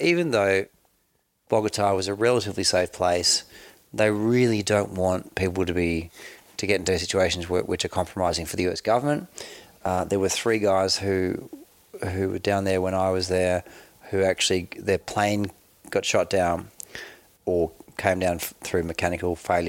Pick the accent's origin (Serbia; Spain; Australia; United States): Australia; And before you can work for the US government, and as an Australian, you can't work directly as a US government employee.